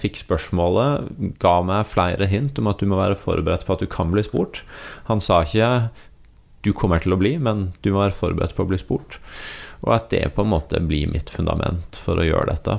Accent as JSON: {"language": "Norwegian", "region": "Agder", "country": "Norway", "said": "jeg kommer fra Agder"}